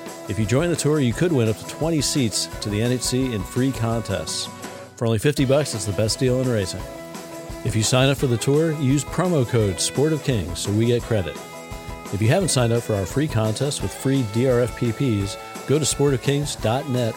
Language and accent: English; Kansas City, United States; I was born in Kansas City